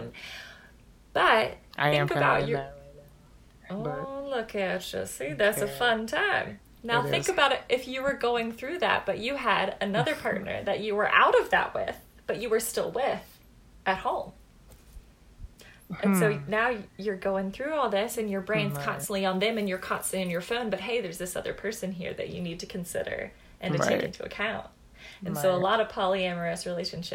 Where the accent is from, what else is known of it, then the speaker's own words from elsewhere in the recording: the South, United States; Growing up in a pretty rural area in the South was very similar.